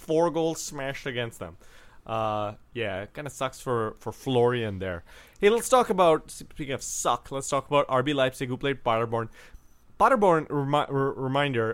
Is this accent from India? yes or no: yes; India; now in Minnesota, United States; Also, in India, I grew up calling showers baths